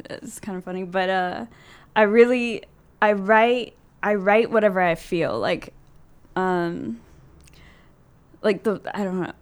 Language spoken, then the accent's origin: English; Austin, Texas, United States; Austin, I'm from Texas